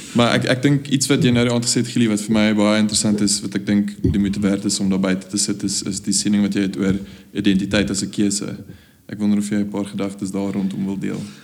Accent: South Africa; ons rol as jong die volgende generasie Afrikaners wat daadwerklik besluit het om in Suid-Afrika agter te bly

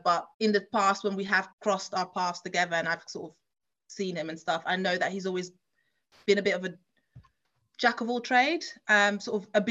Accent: Leiden, South Holland, Netherlands; also born or lived in London; now in United Kingdom; I grew up in a town called Leiden, which is about under an hour from Amsterdam

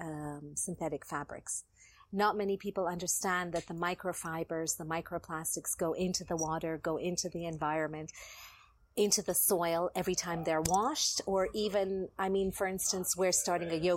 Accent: Kenya; As Kenyan designers

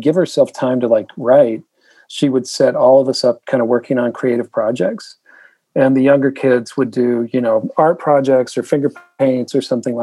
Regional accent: Utah, United States; also born or lived in Iowa / Oklahoma / Wisconsin / Rhode Island; now in Southern California, United States; I was born in Iowa. I grew up in Utah.

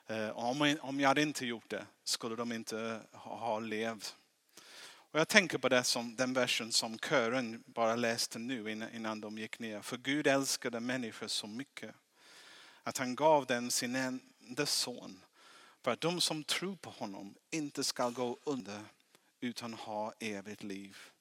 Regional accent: England, United Kingdom; Swedish is a second language; now in Sweden; jag är engelsman, därför, därför jag låter lite konstigt

